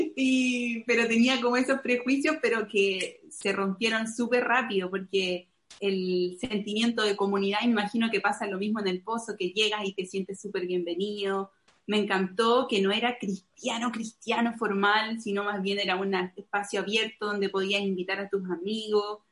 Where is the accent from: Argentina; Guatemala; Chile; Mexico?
Chile; Santiago, Santiago Metropolitan Region; moved away as an adult; also born or lived in Tennessee, United States; now in Montevideo, Uruguay; nací en Santiago de Chile, eh, a los 24 años, no, 25 años, me mudé a Tennessee